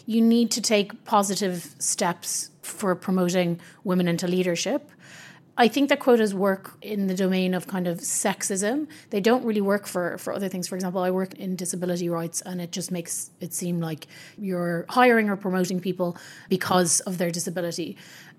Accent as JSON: {"language": "English", "country": "Ireland", "said": "I'm Irish"}